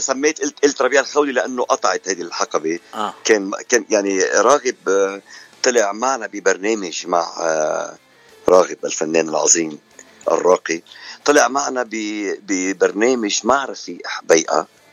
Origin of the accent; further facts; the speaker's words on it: Lebanon; moved away as an adult; now in Canada; أنا من لبنان وصار لي من ال 89 بكندا